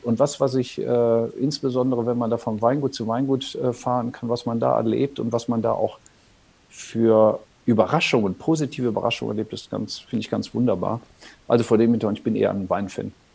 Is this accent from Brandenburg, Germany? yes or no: no; North Rhine-Westphalia, Germany; ich am Niederrhein aufgewachsen bin